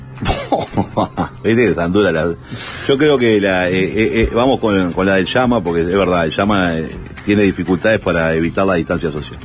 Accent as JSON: {"language": "Spanish", "region": "Montevideo", "country": "Uruguay", "said": "yo vengo de la Gruta de Lourdes"}